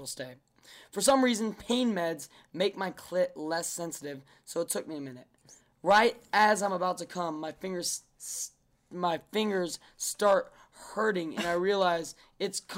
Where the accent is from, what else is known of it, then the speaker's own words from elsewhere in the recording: Sacramento, California, United States; we grew up in Sacramento